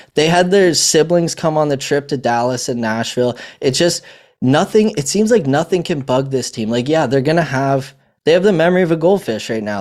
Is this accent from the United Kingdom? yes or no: no; Canada; I'm Canadian